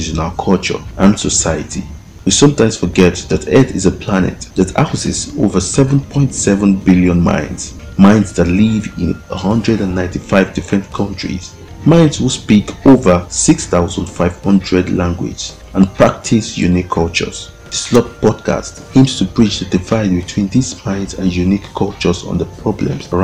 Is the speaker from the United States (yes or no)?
no; Nigeria; I was born and raised in Nigeria